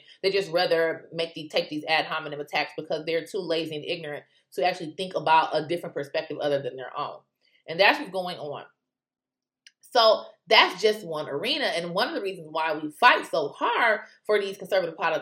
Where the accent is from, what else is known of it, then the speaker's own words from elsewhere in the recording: United States; as an American